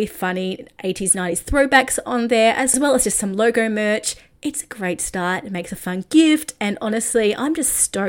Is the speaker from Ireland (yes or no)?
no; Australia; also born or lived in Nashville; I'm Australian.